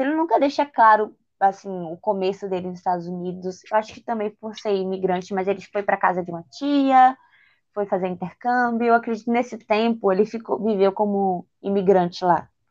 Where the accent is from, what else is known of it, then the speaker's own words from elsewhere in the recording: Bahia, Brazil; Eu sou da Bahia